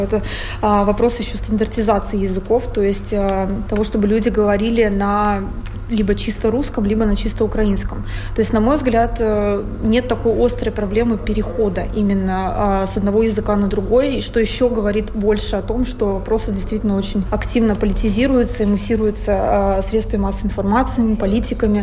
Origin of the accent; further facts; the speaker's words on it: Russia; я э, россиянка